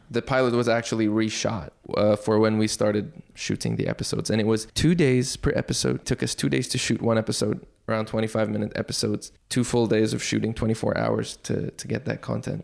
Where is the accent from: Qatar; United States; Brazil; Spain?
Qatar; Dukhan, Al Shahaniya; Although I grew up here in the Middle East, but I grew up within a Western community in Dukhan on the West Coast